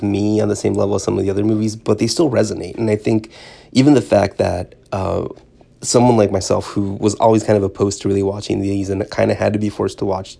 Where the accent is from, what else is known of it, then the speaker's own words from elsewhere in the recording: California, United States; so I grew up in Southern California, and listening to K-Rock and Kevin and Bean in the Morning